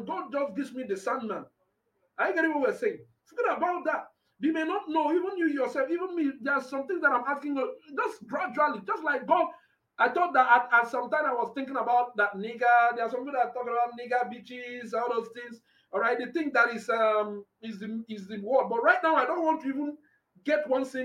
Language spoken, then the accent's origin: English; Anambra, Nigeria; I'm from Anambra